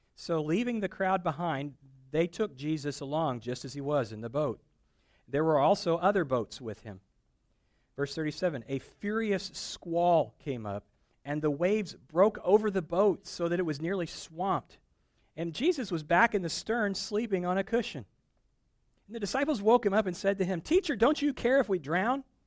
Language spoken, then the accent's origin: English; Midwest, United States; moved away; also born or lived in East Tennessee; I grew up in the Midwest.